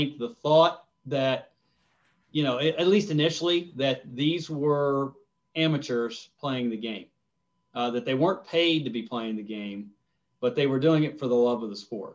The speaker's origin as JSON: {"language": "English", "region": "Ohio", "country": "United States", "tie": "born or raised there", "said": "I grew up in Ohio"}